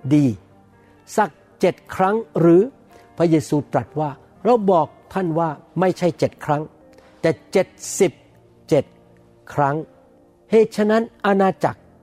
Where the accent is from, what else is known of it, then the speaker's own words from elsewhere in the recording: Thailand; ผมโตมาในบ้านคนจีน อาจารย์ดาโตขึ้นมาในบ้านอีกชาติหนึ่งนะครับ แต่เรามาเกิดในประเทศไทยทั้งหมด